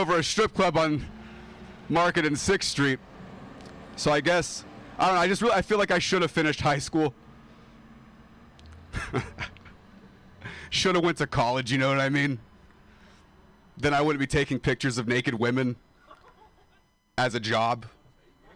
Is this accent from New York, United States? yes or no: no; Modesto, California, United States; moved away as an adult; I am a dropout from Modesto, California. And I moved here to pursue comedy